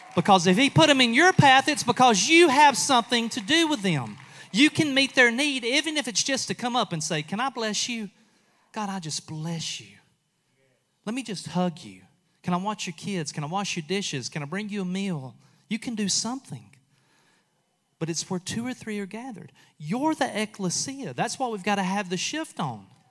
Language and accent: English; United States; I'm from Walker County.